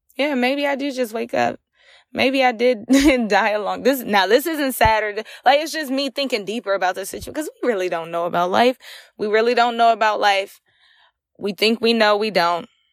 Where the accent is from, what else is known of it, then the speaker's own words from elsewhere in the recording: Ahoskie, North Carolina, United States; now in Virginia, United States; I'm originally from Ahaski, North Carolina